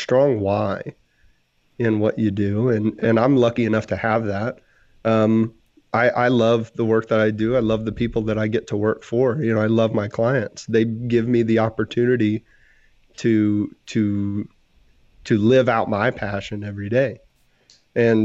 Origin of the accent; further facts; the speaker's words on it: Texas, United States; I'm from Texas